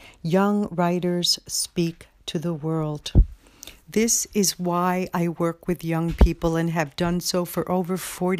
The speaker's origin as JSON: {"language": "English", "town": "New York City", "region": "New York", "country": "United States", "moved": "yes", "lives_now": "Springfield, United States", "said": "you all know I'm from the Bronx, and once you're from the Bronx, you're always from the Bronx."}